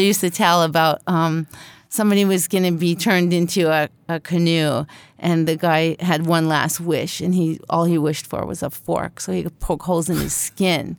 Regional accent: Canada; also born or lived in Winnipeg; the only Canuck in the family

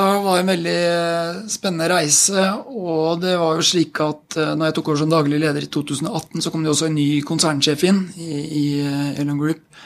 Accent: Fredrikstad, Østfold, Norway; moved away as an adult; also born or lived in Mannheim, Germany / Basel, Switzerland; now in Oslo, Norway; jeg vokste opp i Fredrikstad.

